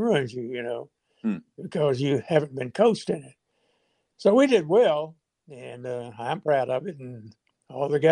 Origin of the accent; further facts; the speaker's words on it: Arkansas, United States; I am from Arkansas